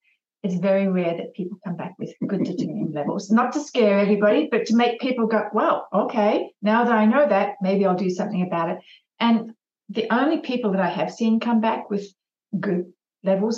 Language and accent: English; Australia; I'm an Aussie trooper